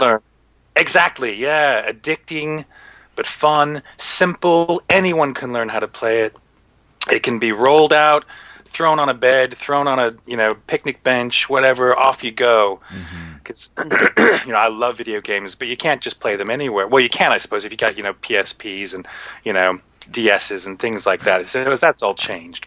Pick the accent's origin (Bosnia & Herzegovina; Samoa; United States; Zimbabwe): United States; moved away; I'm American.